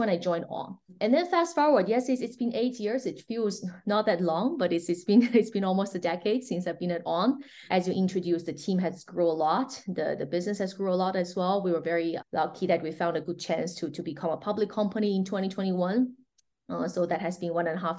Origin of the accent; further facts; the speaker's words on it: China; moved away as an adult; also born or lived in New York, United States; now in Switzerland; I'm born and raised in China